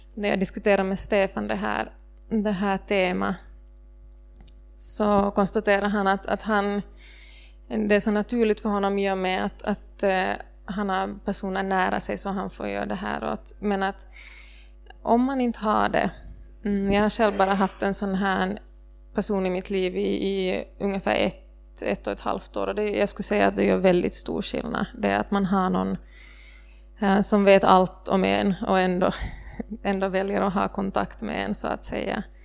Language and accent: Swedish; Ostrobothnia, Finland; som österbottning